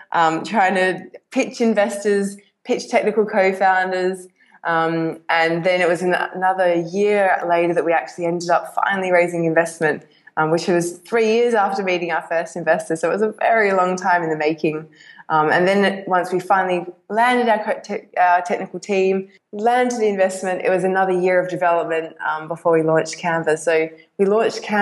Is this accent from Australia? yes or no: yes; Perth, Western Australia, Australia; I'm from Perth, which happens to be the most isolated city in the world.